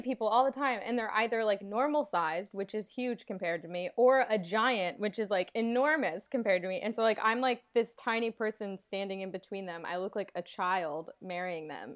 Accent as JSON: {"language": "English", "town": "Atlanta", "region": "Georgia", "country": "United States", "tie": "born or raised there", "moved": "yes", "said": "I'm from Atlanta"}